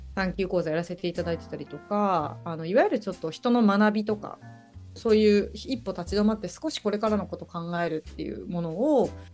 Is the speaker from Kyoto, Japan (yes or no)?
yes; Uji, Kyoto, Japan; now in Sendai, Japan; もともと出身はですね京都の宇治市